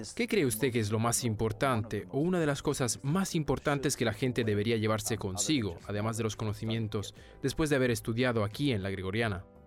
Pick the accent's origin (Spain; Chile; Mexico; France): France